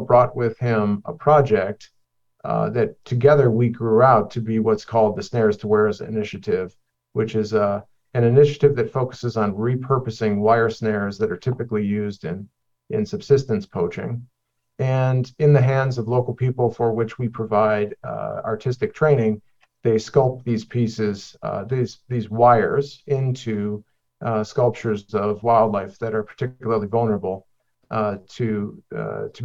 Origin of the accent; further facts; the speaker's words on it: Cleveland, Ohio, United States; a 20-year-old kid growing up in the Midwestern part of the United States in blue-collar Cleveland, Ohio